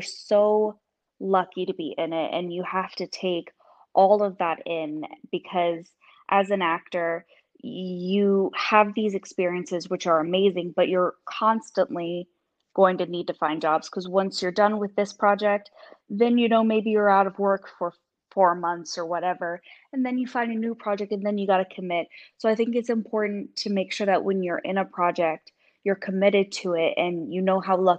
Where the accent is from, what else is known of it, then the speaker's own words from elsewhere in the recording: Australia; Australia is definitely more spread out in terms of our land mass and everything.